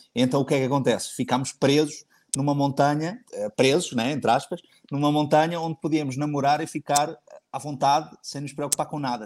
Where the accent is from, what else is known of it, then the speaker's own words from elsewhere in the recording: Cascais, Lisbon, Portugal; moved away as an adult; also born or lived in Abu Dhabi; voltei para Lisboa, que é a minha cidade natal, Cascais, para ser mais preciso